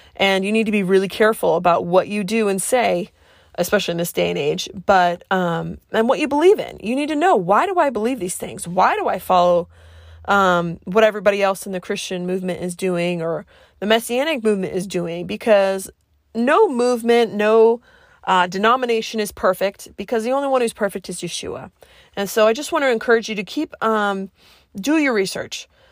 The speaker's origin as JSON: {"language": "English", "area": "Cape Cod", "region": "Massachusetts", "country": "United States", "tie": "born or raised there", "also_born_or_lived": "Colorado", "said": "because I grew up in Massachusetts, I tend to speak fast."}